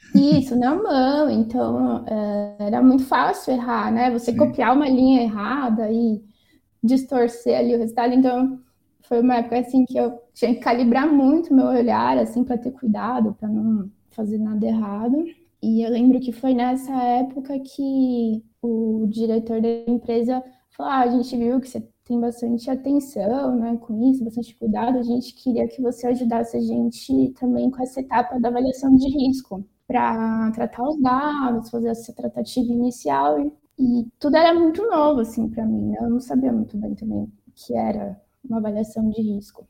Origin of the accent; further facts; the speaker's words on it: São Paulo, Brazil; also born or lived in Mato Grosso do Sul / Carapicuíba; eu cresci assim entre São Paulo, passei um pouquinho em Mato Grosso do Sul